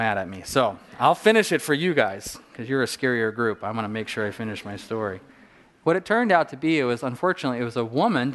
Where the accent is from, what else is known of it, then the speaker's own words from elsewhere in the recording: Southern California, United States; a kid growing up in Southern California.